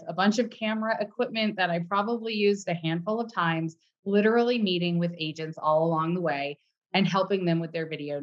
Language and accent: English; Los Angeles, California, United States; moved away as an adult; also born or lived in Indiana / New York; now in Park City, United States; I'm born and raised in Los Angeles